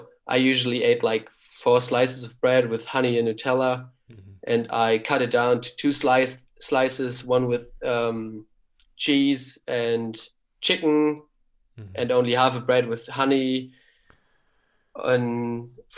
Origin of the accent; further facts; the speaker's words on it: Kiel, Schleswig-Holstein, Germany; English is a second language; moved away as an adult; now in Heidelberg, Germany; I was born in Kiel. We lived in Kiel and I grew up in Kiel.